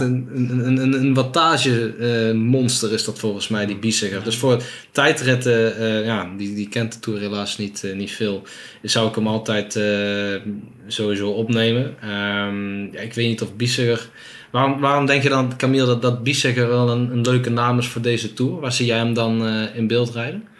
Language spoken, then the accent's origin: Dutch; Netherlands